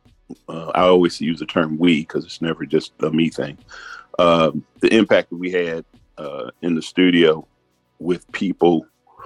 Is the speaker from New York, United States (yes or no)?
no; Chicago, Illinois, United States; now in Atlanta, United States; I'm originally from Chicago, been in Atlanta 45 years